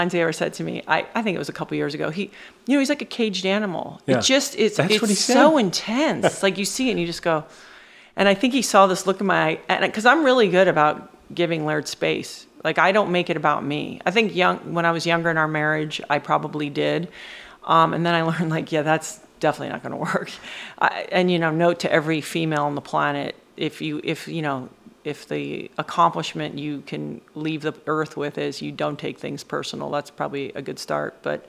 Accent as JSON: {"language": "English", "town": "St. Thomas", "country": "U.S. Virgin Islands", "tie": "born or raised there", "said": "That's how I grew up in the Caribbean."}